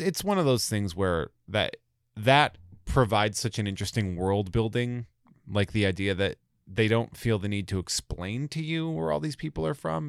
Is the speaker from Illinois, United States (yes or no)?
no; Sturbridge, Massachusetts, United States; also born or lived in Worcester, Massachusetts; I'm from, from Old Sturbridge Village, essentially. So I'm from, like, this little farm area out there